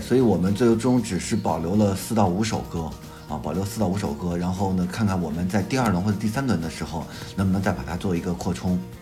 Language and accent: Chinese; Beijing, China; 我在南北京的南城长大，就是在，就是说白了，我们从小那会儿也穷